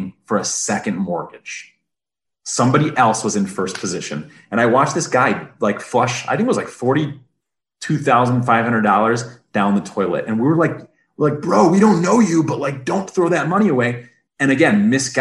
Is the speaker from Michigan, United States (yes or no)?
yes; Detroit, Michigan, United States; I'm from the Motor City, born and bred